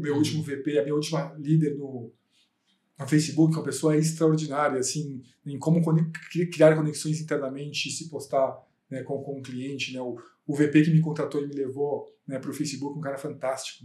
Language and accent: Portuguese; Osasco, São Paulo, Brazil; eu vim da periferia de Osasco. Eu nasci na periferia, nasci e cresci na periferia até os 23 anos.